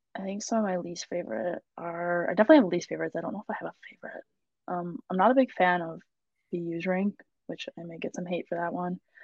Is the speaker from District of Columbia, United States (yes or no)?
no; Buffalo, New York, United States; moved away as an adult; now in Boston, United States; I love my hometown and I love my food from there